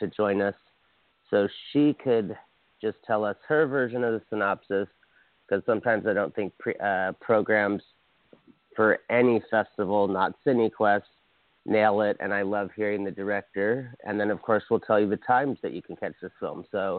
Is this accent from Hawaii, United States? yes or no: yes; Hawaii, United States; I'm from Hawaii